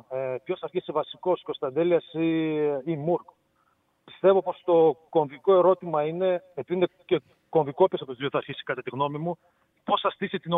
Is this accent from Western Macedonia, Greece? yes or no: yes; Ptolemaida, Western Macedonia, Greece; now in Xanthi, Greece; Του Λεμαΐδα.